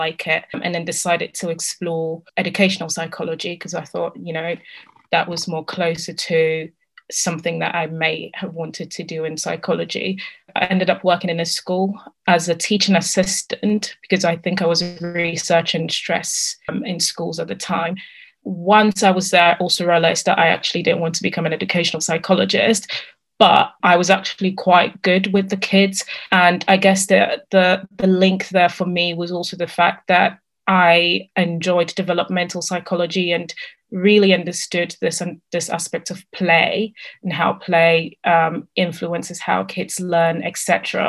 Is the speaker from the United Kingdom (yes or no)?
no; Italy; moved away as an adult; I started looking for part-time jobs because I came from Italy. I didn't get the maintenance loan.